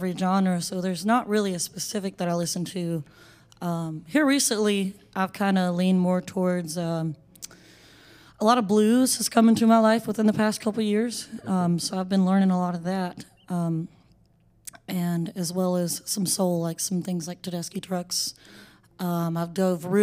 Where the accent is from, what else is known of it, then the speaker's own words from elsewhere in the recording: Statesville, North Carolina, United States; I'm from right here in States Vegas, North Carolina. So the West Iredell side